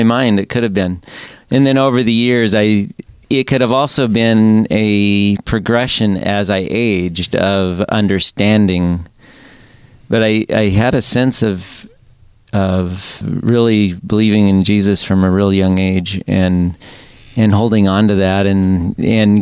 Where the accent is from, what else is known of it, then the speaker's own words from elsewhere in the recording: Alaska, United States; moved away as an adult; also born or lived in Seattle; I grew up in Alaska, came to Seattle.